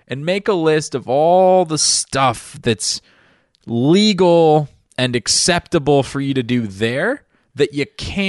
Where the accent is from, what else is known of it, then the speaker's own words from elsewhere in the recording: Ireland; As an Irishman, I get worried that other people can't handle the kind of drinking that's going to go on at German Oktoberfest.